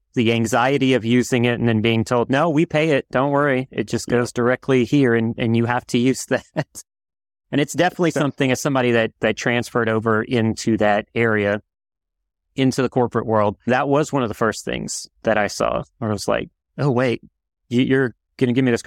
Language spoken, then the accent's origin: English; New Orleans, Louisiana, United States; I'm from New Orleans